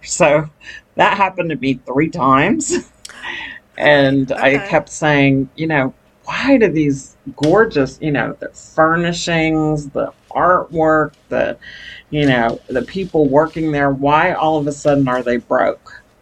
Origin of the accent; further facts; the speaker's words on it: New York City, New York, United States; now in Texas, United States; I was born in Brooklyn, New York, and uh, migrated to Texas in the 1970s, uh, late 70s